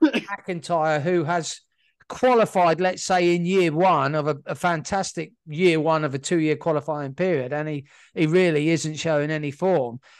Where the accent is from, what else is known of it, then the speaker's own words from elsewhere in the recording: United Kingdom; being British as we are